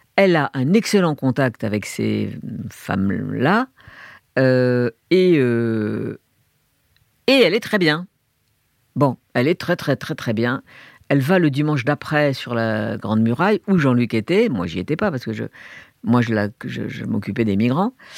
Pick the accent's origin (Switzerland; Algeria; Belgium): Algeria; Algiers, Algiers Province; moved away; also born or lived in Hong Kong / Beijing, China; Je suis né en 45 en Algérie. J'ai grandi avec la guerre d'Algérie dans une famille de gauche, de juifs de gauche à Alger